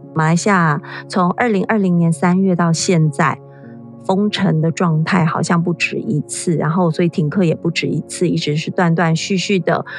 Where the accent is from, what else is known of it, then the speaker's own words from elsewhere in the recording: Taiwan; 在我们台湾这边